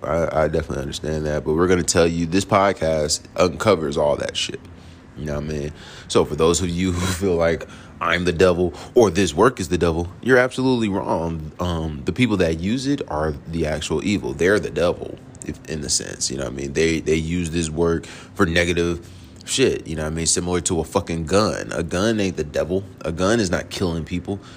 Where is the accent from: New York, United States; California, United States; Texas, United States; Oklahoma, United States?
New York, United States; New York City; also born or lived in Queens, New York / Jonesboro, Georgia; now in College Park, United States; I was born in the Bronx, you know what I'm saying? Then lived in Queens. Then we moved here to Jonesboro